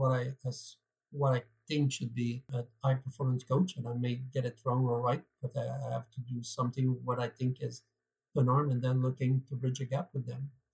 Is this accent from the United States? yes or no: no; Canada; accent: French Canadian; moved away as an adult; now in United Kingdom; for those who wonder what type of accent I am, I'm French Canadian. So I come from Canada